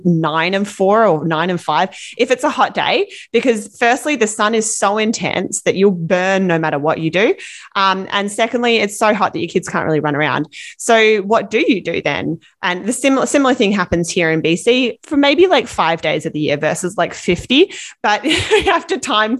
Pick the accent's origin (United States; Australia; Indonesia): Australia; now in British Columbia, Canada; growing up in Australia, where it's hot all summer long